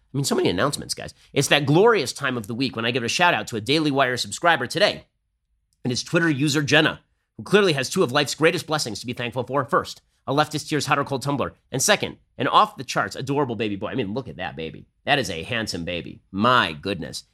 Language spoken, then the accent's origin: English; California, United States; I'm from California.